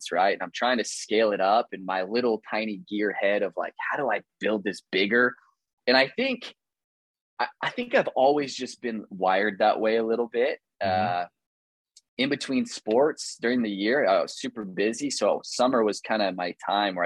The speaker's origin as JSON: {"language": "English", "town": "Kearney", "region": "Missouri", "country": "United States", "tie": "born or raised there", "said": "I grew up in Kearney, Missouri, tiny little suburb of Kansas City"}